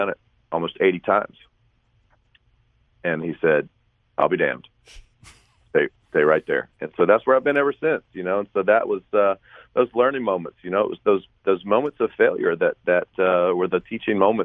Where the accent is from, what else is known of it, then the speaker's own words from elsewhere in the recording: St. Simons Island, Georgia, United States; my hometown of St. Simon's Island, Georgia